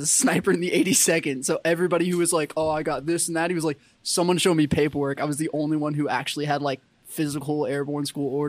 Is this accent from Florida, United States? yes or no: no; San Antonio, Texas, United States; And I'm like, no, I'm in from San Antonio.